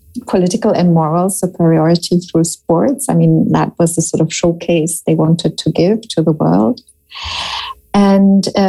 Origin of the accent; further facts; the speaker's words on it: Germany; moved away as an adult; also born or lived in United States; I grew up in Germany and was educated here